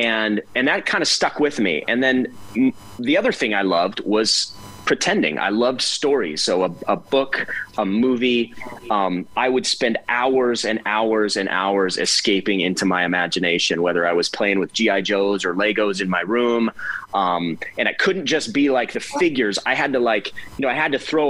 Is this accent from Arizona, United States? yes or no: no; Cottonwood Heights, Utah, United States; I grew up in Cottonwood Heights, sandy area of Utah. Born and raised there